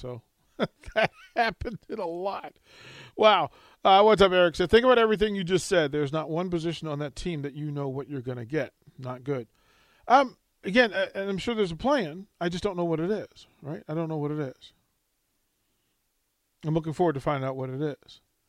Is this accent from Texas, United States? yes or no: yes; Texas, United States; I grew up in Texas.